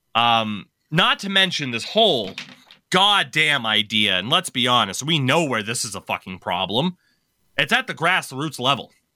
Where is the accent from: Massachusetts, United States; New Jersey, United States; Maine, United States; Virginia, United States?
Maine, United States; here in my home state